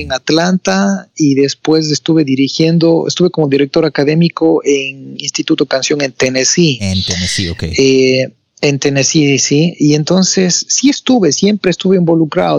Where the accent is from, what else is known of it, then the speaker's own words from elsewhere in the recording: Ecuador; Soy de Ecuador, más no me encuentro ahora en mi país, estoy fuera del país, estoy en Boston ahora